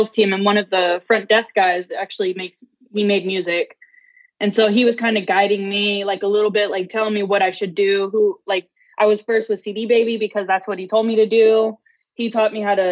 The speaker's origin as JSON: {"language": "English", "region": "California", "country": "United States", "also_born_or_lived": "Texas", "moved": "yes", "lives_now": "Denton, United States", "said": "I'm from California"}